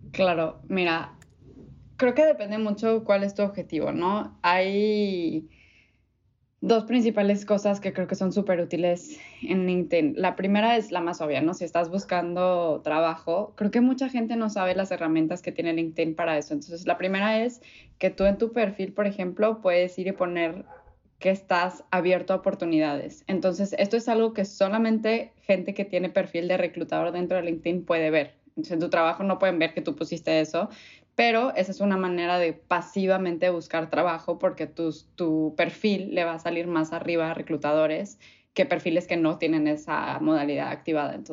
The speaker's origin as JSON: {"language": "Spanish", "region": "Mexico City", "country": "Mexico", "tie": "born there", "said": "Eh, nací en la Ciudad de México, pero me considero regia de corazón."}